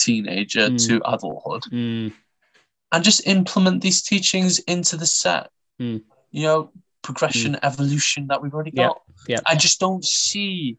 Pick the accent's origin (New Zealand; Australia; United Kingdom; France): United Kingdom; Wales; I like to think of myself as a Welsh internationalist.